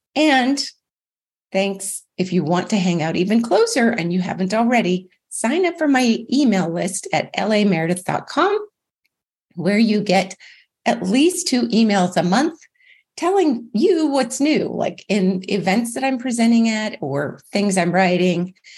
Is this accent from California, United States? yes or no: no; Alaska, United States; moved away as an adult; also born or lived in Kentucky; now in Tennessee, United States; originally I was from Kentucky, but raised in Alaska, moved to Tennessee a year ago.